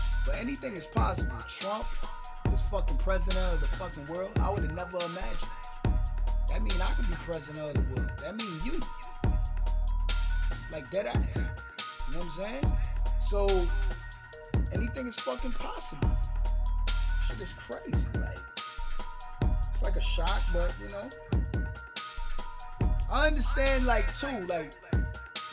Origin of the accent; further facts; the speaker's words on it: New York City, New York, United States; I'm from Brooklyn. And I'm in Brooklyn in the studio